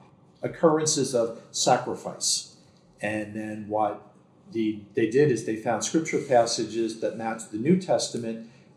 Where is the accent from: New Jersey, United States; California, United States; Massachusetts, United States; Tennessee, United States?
New Jersey, United States; Bayonne; I've grown up here, born and bred in Bayonne. My family runs the funeral home, which is right across the street.